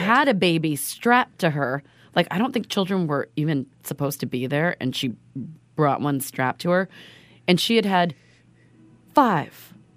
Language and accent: English; Oregon, United States; we're from Oregon.